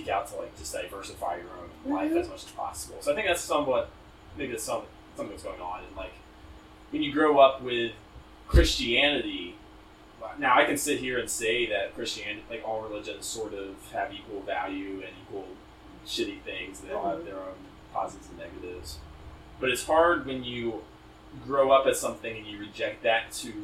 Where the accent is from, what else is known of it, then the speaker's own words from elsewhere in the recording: United States; as somebody who went to high school in America